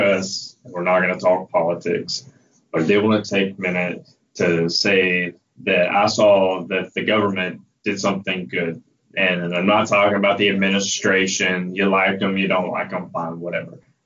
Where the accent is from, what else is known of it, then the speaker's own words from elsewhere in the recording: Alabama, United States; my home state of Alabama, where you know, born and raised